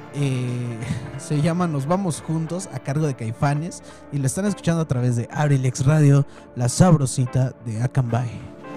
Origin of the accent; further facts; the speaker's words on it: Mexico; nosotros los mexicanos